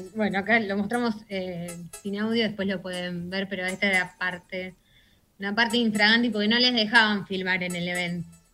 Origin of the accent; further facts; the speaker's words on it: Buenos Aires, Argentina; como, argentinos y como porteños